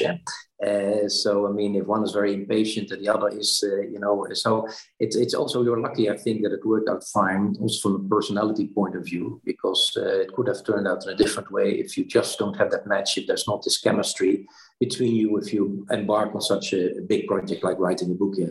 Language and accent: English; Netherlands; also born or lived in Brussels; went back to the Netherlands, my home country